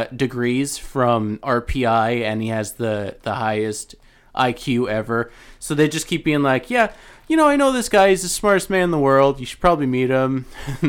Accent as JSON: {"language": "English", "town": "Albany", "region": "New York", "country": "United States", "said": "we're from Albany"}